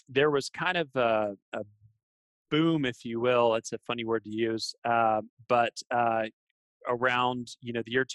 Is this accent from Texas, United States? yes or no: yes; Texas, United States; I was born and raised here in Texas